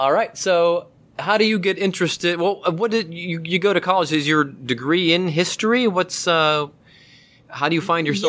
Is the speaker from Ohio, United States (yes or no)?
yes; Mentor, Ohio, United States; I am from Mentor.